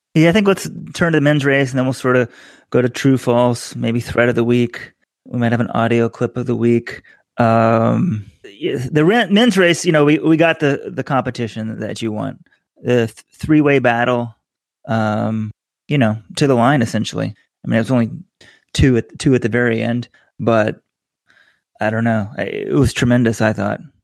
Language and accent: English; Texas, United States; now in New York City, United States; kid growing up in Texas